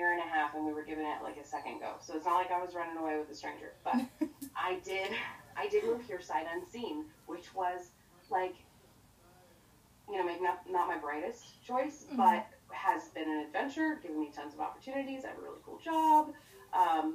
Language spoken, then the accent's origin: English; Oregon, United States; now in Arizona, United States; I currently reside in Arizona. I am from Oregon. I am a transplant hippie